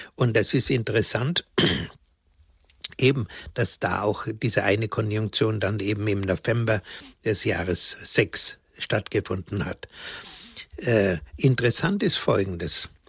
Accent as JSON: {"language": "German", "region": "Bavaria", "country": "Germany", "said": "bei uns in Bayern"}